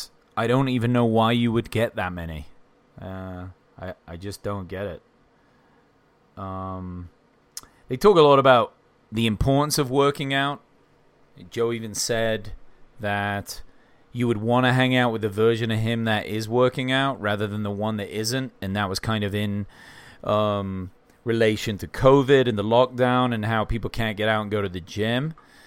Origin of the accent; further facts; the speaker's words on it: England, United Kingdom; now in Bozeman, United States; I mean, I'm English and I've lived all over.